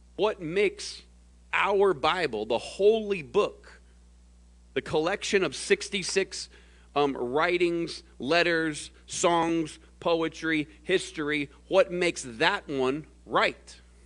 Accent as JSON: {"language": "English", "region": "the South", "country": "United States", "tie": "born or raised there", "moved": "yes", "lives_now": "Phoenix, United States", "said": "I was born in the South."}